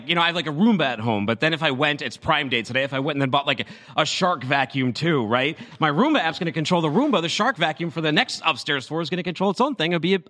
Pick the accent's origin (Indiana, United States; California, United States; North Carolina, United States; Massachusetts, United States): Massachusetts, United States; Boston; moved away; That's my hometown.